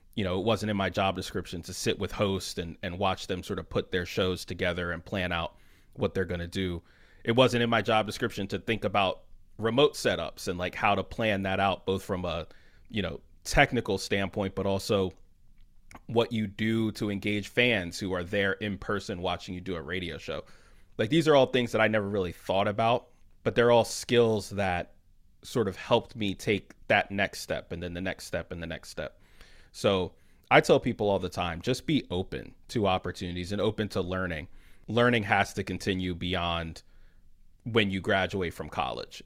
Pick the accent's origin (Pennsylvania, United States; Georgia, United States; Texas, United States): Pennsylvania, United States; Philadelphia; I'm from Philly originally